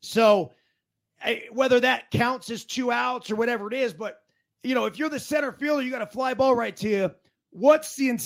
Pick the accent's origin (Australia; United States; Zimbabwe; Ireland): United States; Portola Valley, California; my hometown, Portola Valley, Menlo Park, Palo Alto area